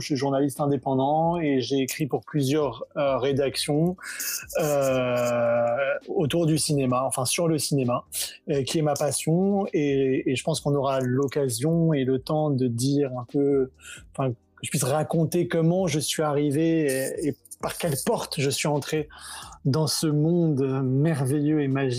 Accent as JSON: {"language": "French", "country": "Senegal", "tie": "born or raised there", "also_born_or_lived": "France", "moved": "as an adult", "said": "je suis né au Sénégal, où j'ai grandi, j'ai fait mes études en France"}